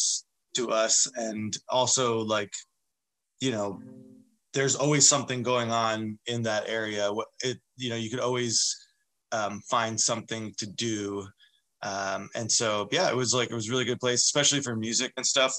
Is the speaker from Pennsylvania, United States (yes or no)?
no; northern New Jersey, United States; moved away as an adult; now in Seattle, United States; born and raised in New Jersey. And I moved out to Seattle when I was 22